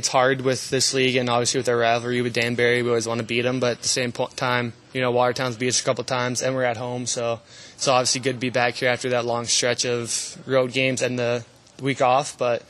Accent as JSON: {"language": "English", "country": "Canada", "moved": "as an adult", "lives_now": "Binghamton, United States", "said": "as a Canadian"}